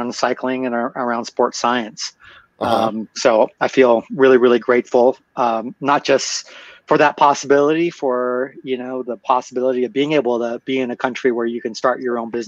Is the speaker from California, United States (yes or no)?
yes; Los Angeles, California, United States; moved away; also born or lived in Philippines / Colorado; I was made in the Philippines and I was raised in Los Angeles, California